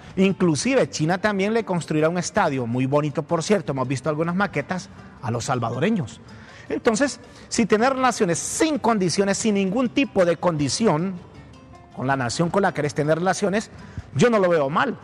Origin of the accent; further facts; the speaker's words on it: Teupasenti, El Paraíso, Honduras; now in Tegucigalpa, Honduras; en mi pueblo, allá en el Paraíso, en Tiupacente